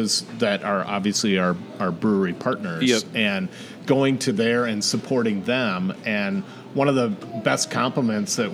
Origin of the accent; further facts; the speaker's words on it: Wisconsin, United States; I'm from Wisconsin too